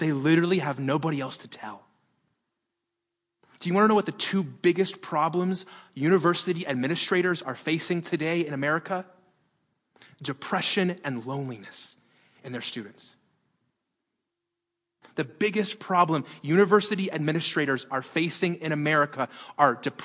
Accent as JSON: {"language": "English", "town": "Las Vegas", "region": "Nevada", "country": "United States", "tie": "born or raised there", "said": "I was born in Las Vegas"}